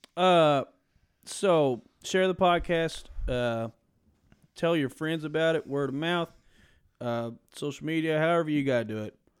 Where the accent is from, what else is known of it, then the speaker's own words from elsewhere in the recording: Cynthiana, Kentucky, United States; where we grew up in Cynthiana, Kentucky